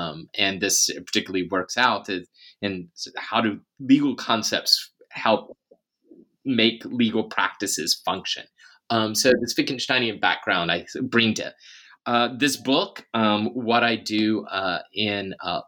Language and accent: English; Memphis, Tennessee, United States; I'm originally from Memphis, Tennessee. I come from a working class background, which makes it a little less typical to have packed on so much academic education